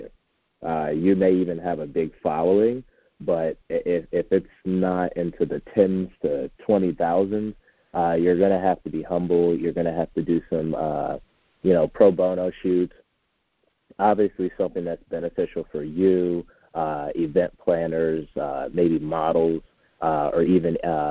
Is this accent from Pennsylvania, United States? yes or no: yes; Philadelphia, Pennsylvania, United States; moved away as an adult; also born or lived in Oklahoma; now in Arizona, United States; I'm originally from Philadelphia, Pennsylvania area, and lived in Oklahoma for 5 years